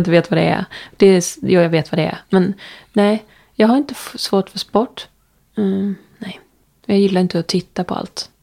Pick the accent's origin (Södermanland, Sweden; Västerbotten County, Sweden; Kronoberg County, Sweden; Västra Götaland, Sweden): Kronoberg County, Sweden; Ljungby; eftersom jag är från Ljungby